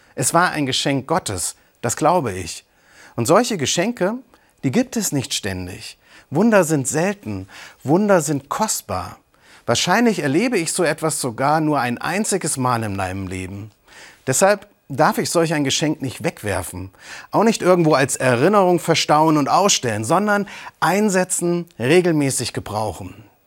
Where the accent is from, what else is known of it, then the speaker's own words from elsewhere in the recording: Eisenach, Thuringia, Germany; ich bin in Eisenach groß geworden